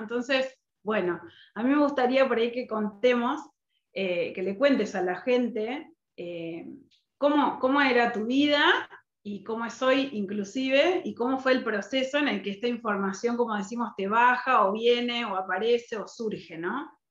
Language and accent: Spanish; Argentina; soy argentina, vivo actualmente en Mar del Plata